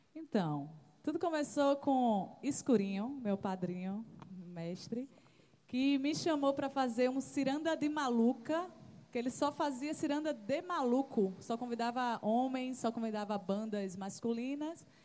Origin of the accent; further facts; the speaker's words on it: Valentina de Figueiredo, Paraíba, Brazil; eu sou do Valentina de Figueiredo, perto da Torre de Babel, a galera da Perifa